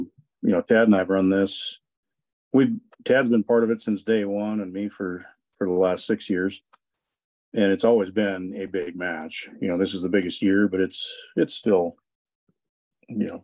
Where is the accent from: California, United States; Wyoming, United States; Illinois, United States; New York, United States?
Wyoming, United States; Cody; we work the Heart Mountain Challenge every year in Cody. It's my hometown